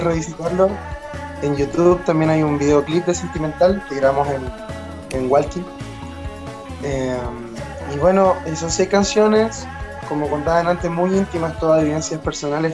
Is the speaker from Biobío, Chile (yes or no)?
yes; Concepción, Biobío, Chile; born or raised there; moved away; also born or lived in Santiago